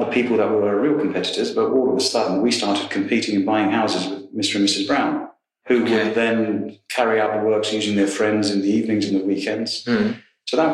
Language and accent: English; London, United Kingdom; I'm from West London